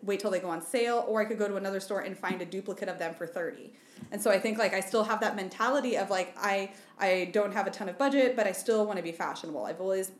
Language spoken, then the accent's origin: English; Southwest Iowa, United States; moved away; I'm from Southwest Iowa.